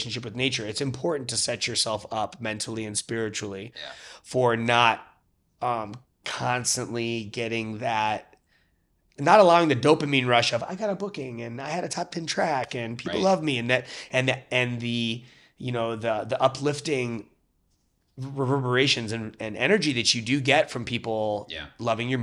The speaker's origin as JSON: {"language": "English", "town": "Cleveland", "region": "Ohio", "country": "United States", "tie": "born or raised there", "also_born_or_lived": "Detroit", "moved": "as an adult", "lives_now": "Chicago, United States", "said": "I grew up in Cleveland, lived in Detroit."}